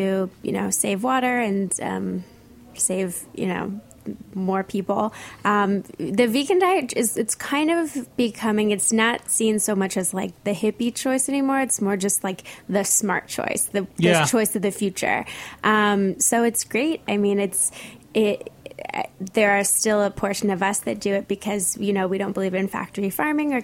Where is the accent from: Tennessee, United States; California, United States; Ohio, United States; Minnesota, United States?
California, United States; Santa Monica; now in New York, United States; I grew up in Santa Monica, which is right near the beach